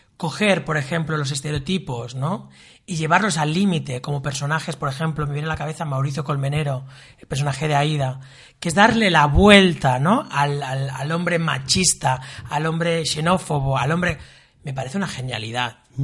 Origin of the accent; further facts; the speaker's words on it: Sabadell, Catalonia, Spain; Yo tengo una familia de origen andaluz y extremeño, y mis nací en Sabadell